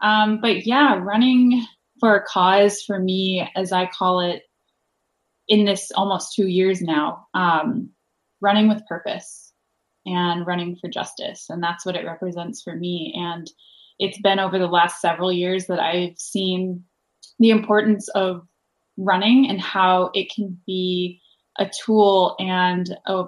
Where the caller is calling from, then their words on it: Los Angeles, California, United States; I'm tuning in from Los Angeles, which is also known as Town of the Lands.